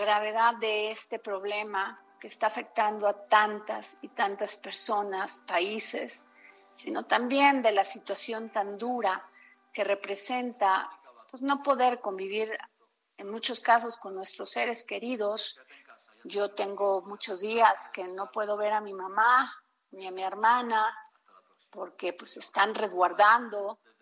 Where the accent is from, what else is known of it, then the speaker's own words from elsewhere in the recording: Mexico; quienes somos usuarios mexicanas